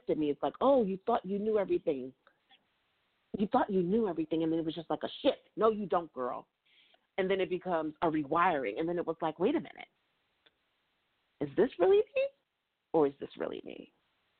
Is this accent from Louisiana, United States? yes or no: no; New York City, New York, United States; moved away as an adult; now in Virginia, United States; I've lived, born and raised in New York City